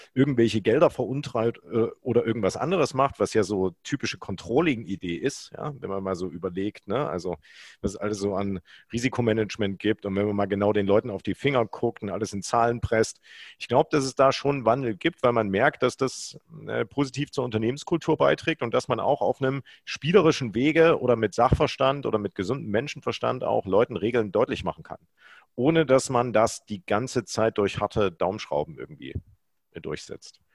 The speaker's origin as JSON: {"language": "German", "town": "Gera", "region": "Thuringia", "country": "Germany", "tie": "born or raised there", "moved": "yes", "lives_now": "Düsseldorf, Germany", "said": "ich als Kind im Uranbergbau Lurren geschoben habe"}